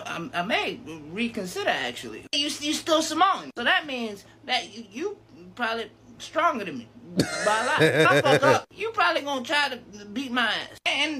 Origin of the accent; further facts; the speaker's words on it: Florida, United States; I'm from Florida. There don't be a lot of y'all over here.